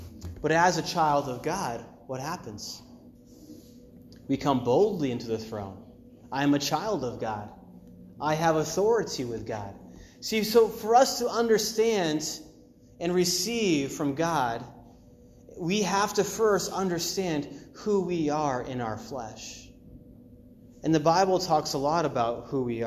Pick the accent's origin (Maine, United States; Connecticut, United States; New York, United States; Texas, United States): Maine, United States; I grew up like 20 minutes from the ocean. It was in Maine